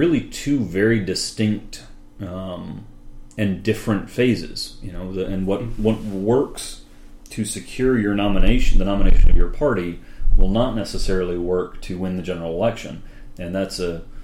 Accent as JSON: {"language": "English", "town": "Durham", "region": "North Carolina", "country": "United States", "tie": "born or raised there", "said": "I grew up in Durham, North Carolina"}